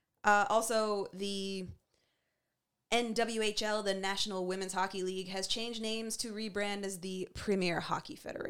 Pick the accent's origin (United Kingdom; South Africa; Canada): Canada; you are black, and you are Canadian like us